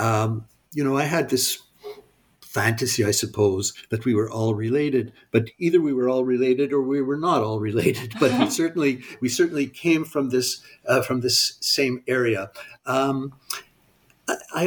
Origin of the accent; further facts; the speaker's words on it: Montreal, Quebec, Canada; also born or lived in United States; I grew up in Montreal. I went to school in Montreal.